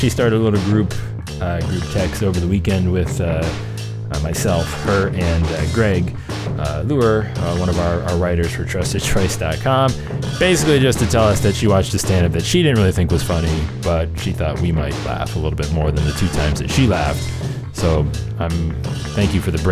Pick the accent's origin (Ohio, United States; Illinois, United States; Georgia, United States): Ohio, United States; Cleveland; Cleveland, Ohio, June 24th, 25th, 26th. Come see me, my hometown